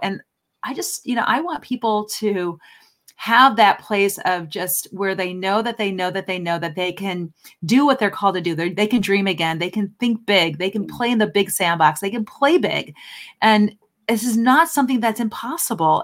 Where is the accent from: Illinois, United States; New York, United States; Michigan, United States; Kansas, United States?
Illinois, United States; Chicago; moved away; I'm from Chicago originally